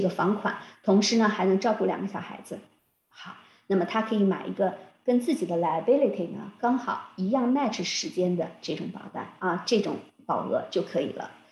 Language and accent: Chinese; China; moved away as an adult; now in Canada; 我们中国人